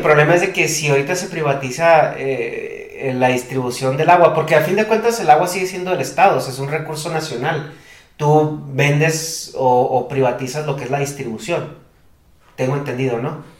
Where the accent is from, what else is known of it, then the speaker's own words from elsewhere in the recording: Chihuahua, Mexico; vengo de Chihuahua